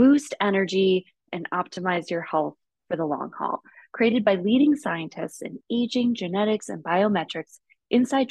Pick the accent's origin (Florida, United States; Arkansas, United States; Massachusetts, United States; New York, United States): New York, United States; Finger Lakes region of; moved away as an adult; now in Toronto, Canada; I grew up in the Finger Lakes region of New York, really pretty region.